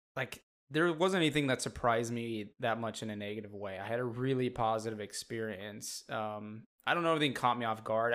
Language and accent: English; Montana, United States; I was born and raised in Montana